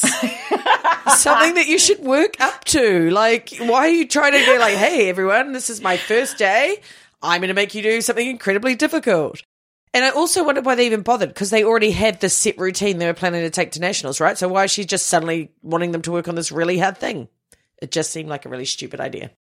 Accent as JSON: {"language": "English", "country": "New Zealand", "said": "as a Kiwi team. We didn't have cheerleading or anything like"}